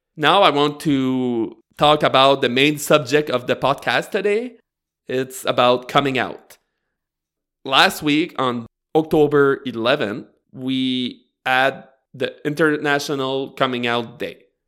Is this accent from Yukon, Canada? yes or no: no; Bathurst, New Brunswick, Canada; I grew up in Northern New Brunswick, uh, more precisely in Bathurst